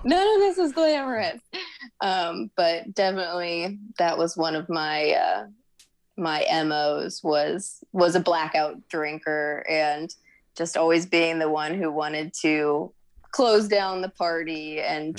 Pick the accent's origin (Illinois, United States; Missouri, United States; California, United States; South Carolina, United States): Missouri, United States; St. Louis; I'm originally from St. Louis. Uh, South County suburbs is where I grew up